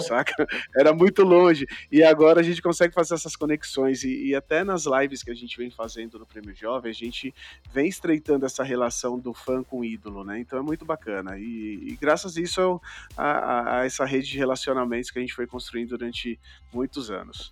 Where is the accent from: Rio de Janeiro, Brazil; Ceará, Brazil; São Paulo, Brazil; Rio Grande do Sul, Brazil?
São Paulo, Brazil; Eu sou de São Paulo, isso. E aqui em São Paulo, na zona leste de São Paulo